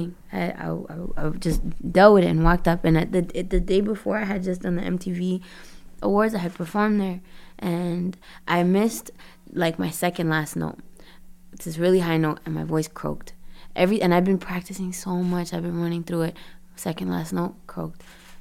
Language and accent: English; Toronto, Ontario, Canada; also born or lived in Brampton / Florida; I was born in Toronto, Canada